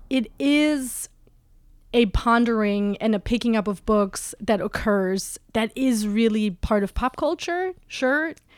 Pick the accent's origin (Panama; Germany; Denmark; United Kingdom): Germany; also born or lived in West Coast, United States; now in New York, United States; I'm originally from Germany